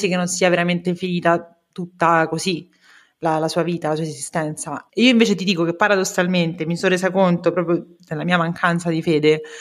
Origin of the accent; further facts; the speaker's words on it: Rome, Lazio, Italy; now in Turin, Italy; Sono romana, sì, giusto. si sente, immagino che...